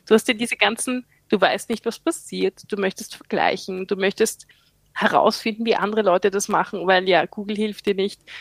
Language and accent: German; Austria; moved away as an adult; now in Queensland, Australia; bin Österreicherin, lebe im Ausland